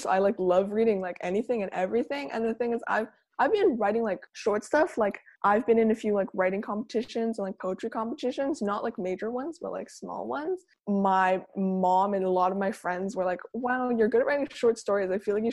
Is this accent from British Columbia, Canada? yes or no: yes; Langley, British Columbia, Canada; I'm from Langley, British Columbia in Canada.